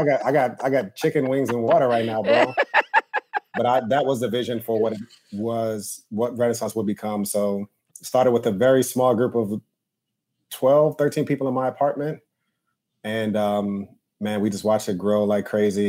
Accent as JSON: {"language": "English", "area": "Westchester", "region": "New York", "country": "United States", "tie": "born or raised there", "lives_now": "Harlem, New York, United States", "said": "I grew up in Westchester, so about 25 minutes outside"}